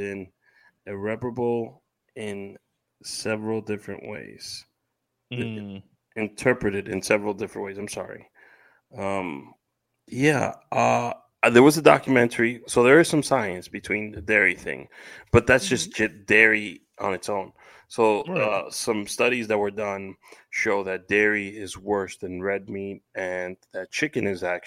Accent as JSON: {"language": "English", "town": "New York City", "region": "New York", "country": "United States", "tie": "born or raised there", "said": "As a kid growing up in Washington Heights, every Saturday, my mother would take me to our local McDonald's on 181st Street"}